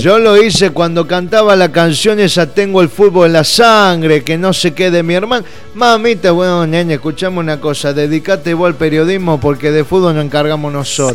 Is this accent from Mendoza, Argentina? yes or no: no; Lomas de Zamora, Buenos Aires Province, Argentina; now in Banfield, Argentina; necesito volver a Loma de Zamora City, que es de donde vengo yo